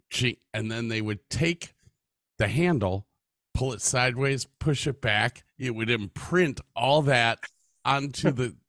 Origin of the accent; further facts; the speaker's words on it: Medina, United States; I grew up in Medina, small community.